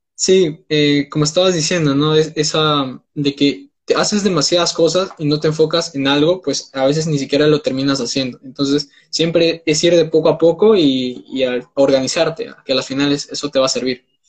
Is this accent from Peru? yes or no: yes; Peru; tengo 19 años, soy de Perú